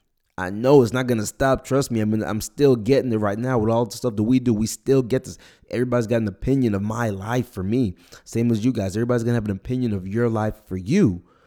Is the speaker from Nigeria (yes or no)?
yes; Nigeria; born there; I was born in Nigeria, so for me it'd be my country too.